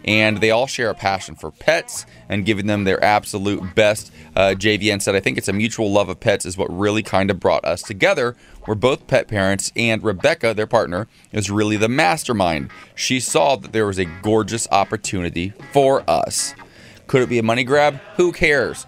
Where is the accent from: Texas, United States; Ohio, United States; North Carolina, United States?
Ohio, United States; moved away; From my home state